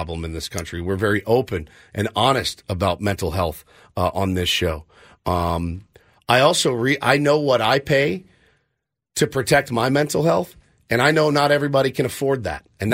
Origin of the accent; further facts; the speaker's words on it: Texas, United States; now in San Diego, United States; I'm from Texas